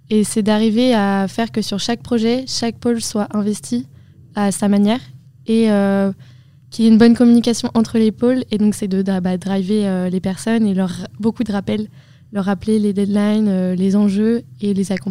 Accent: Vannes, Brittany, France; je suis aussi en deuxième année. Et euh, avec Laurine, euh, on vient toutes les deux de Vannes.

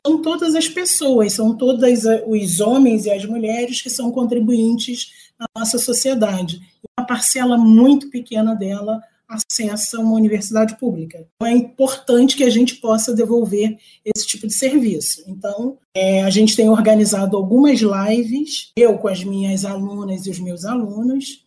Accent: Rio de Janeiro, Brazil; accent: carioca; moved away as an adult; now in Teresina, Brazil; eu moro em Teresina, no Piauí, mas eu sou carioca. Meu sotaque talvez revele isso. Eu sou carioca da favela, do complexo do, do alemão. Nasci e fui criada nesse complexo.

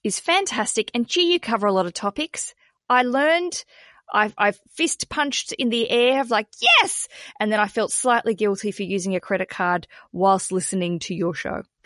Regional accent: Australia; accent: Australian; my Australian accent

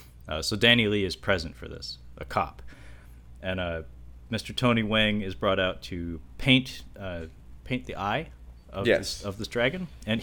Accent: Kowloon Bay, Kowloon, Hong Kong; born there; I was born in Kowloon Bay.

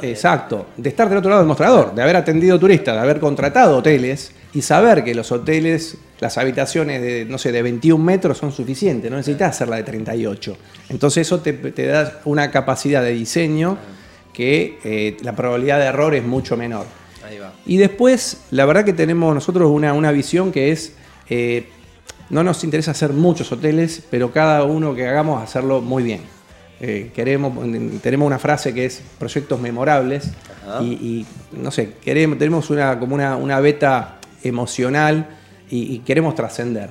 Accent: Rosario, Santa Fe, Argentina; en Rosario otra vez

